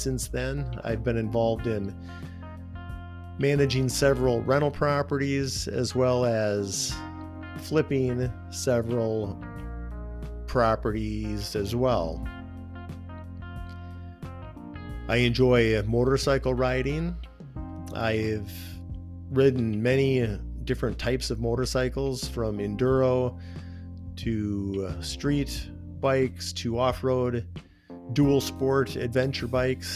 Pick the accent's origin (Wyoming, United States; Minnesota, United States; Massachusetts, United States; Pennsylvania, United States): Minnesota, United States; Bloomington; I'm originally from Bloomington, Minnesota. I attended Kennedy High School in 1979, at which time I graduated